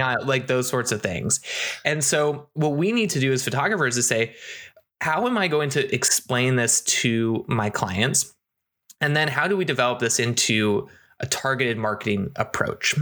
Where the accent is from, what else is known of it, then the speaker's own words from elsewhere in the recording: United States; also born or lived in Seattle, Washington; coming back to my hometown